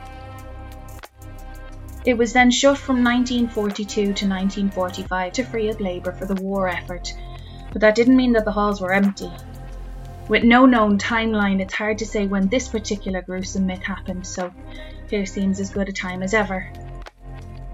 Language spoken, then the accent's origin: English; Ireland; I'm Irish